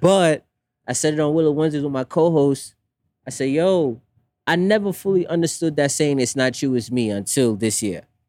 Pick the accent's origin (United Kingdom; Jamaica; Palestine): Jamaica; growing up West Indian, I'm Jamaican